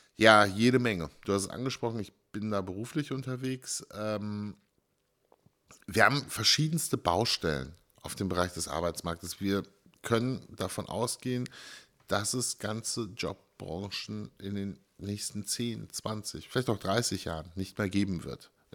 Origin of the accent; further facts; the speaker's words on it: Germany; ich bin sehr froh in Deutschland geboren zu, sein.